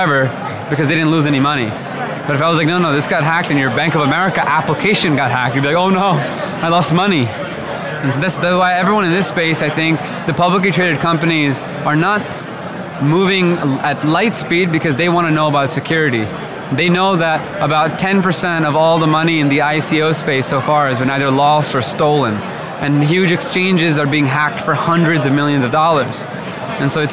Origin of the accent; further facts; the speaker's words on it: New Jersey, United States; moved away; I was born and raised in New Jersey